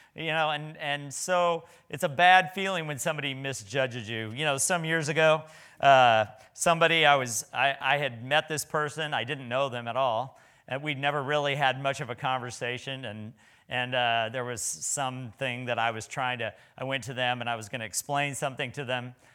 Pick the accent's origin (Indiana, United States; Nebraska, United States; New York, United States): Nebraska, United States; I was from Nebraska